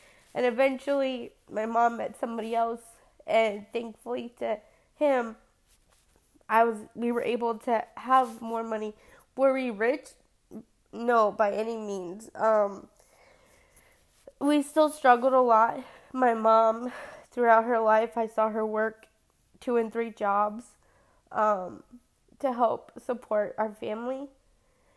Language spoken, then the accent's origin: English; San Antonio, Texas, United States; I've born and raised in San Antonio, grew up here.